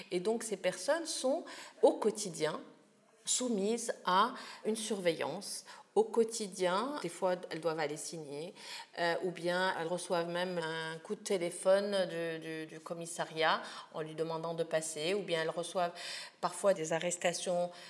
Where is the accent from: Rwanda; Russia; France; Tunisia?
Tunisia; vous pensez que je suis un être humain, que je suis un Tunisien comme un autre